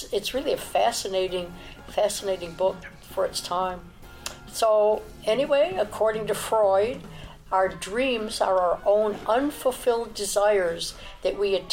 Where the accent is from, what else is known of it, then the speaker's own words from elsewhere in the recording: Chicago, Illinois, United States; I was brought up in Chicago where you didn't see a lot of black people in my neighborhood